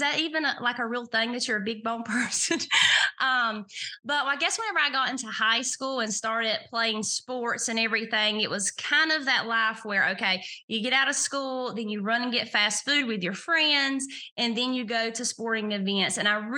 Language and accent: English; the South, United States; Well, as Carol mentioned, I am from the South, and I guess I would consider myself a deep Southerner.